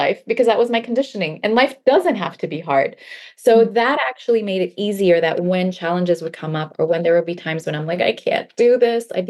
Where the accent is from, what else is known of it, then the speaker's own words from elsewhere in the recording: Baltimore, Maryland, United States; English is a second language; moved away as an adult; now in California, United States; I grew up in Baltimore, Maryland